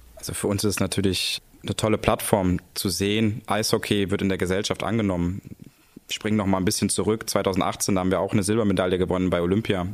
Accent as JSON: {"language": "German", "town": "Cologne", "region": "North Rhine-Westphalia", "country": "Germany", "said": "als Kölner"}